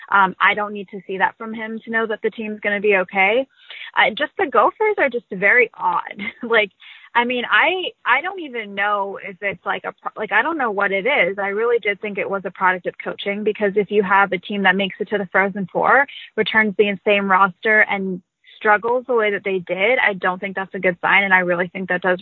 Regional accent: Boston, Massachusetts, United States; born there; actually grew up a big football fan because my parents lived in Cleveland, so we never watched hockey but I was born in Boston, so I was pretty loyal to all Boston teams.

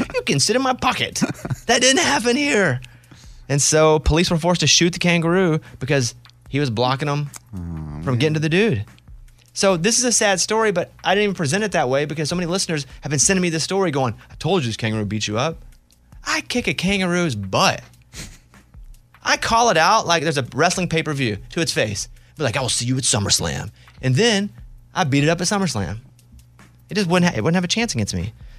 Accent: Mountain Pine, Arkansas, United States; No, but that's how I play. I grew up in Mountain Pine, Arkansas.

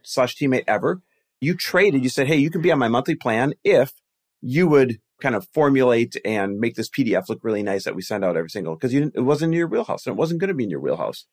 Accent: Green Bay, Wisconsin, United States; moved away; also born or lived in Milwaukee, Wisconsin; I grew up in Green Bay, Wisconsin, Milwaukee, Wisconsin, that area

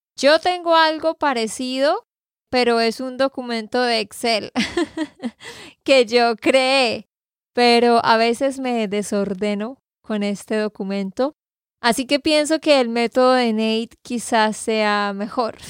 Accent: Santander, Colombia; de Santander, Colombia

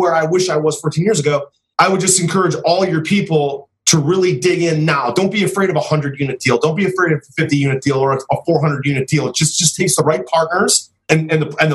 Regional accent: Cleveland, Ohio, United States; I'm from Cleveland

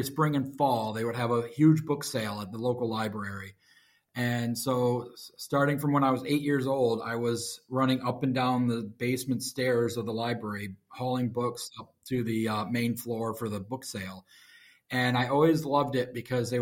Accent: Grand Rapids, Michigan, United States; I was born in Grand Rapids, Michigan. I have not moved very far

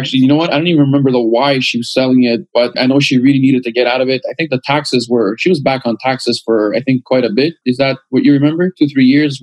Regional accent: Canada; we're from Canada

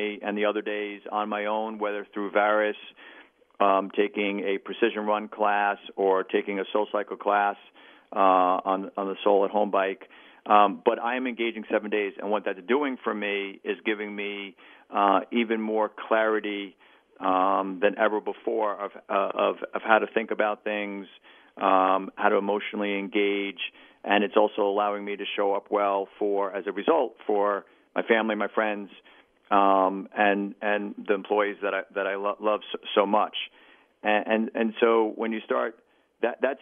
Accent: New York City, New York, United States; as a New Yorker

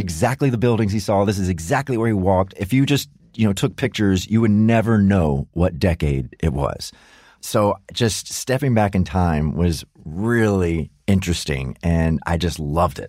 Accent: United States; as an American

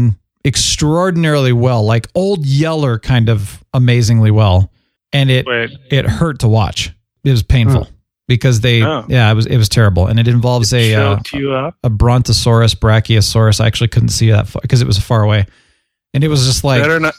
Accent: Phoenix, Arizona, United States; moved away; I grew up in Phoenix.

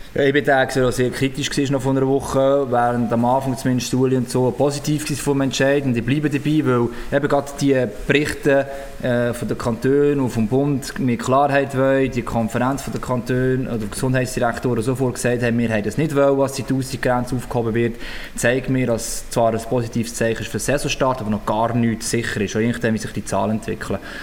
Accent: Switzerland; bei uns in der Schweiz

